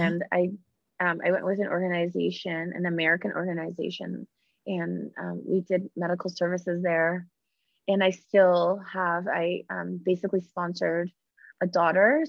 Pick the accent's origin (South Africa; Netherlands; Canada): Canada; I'm Canadian myself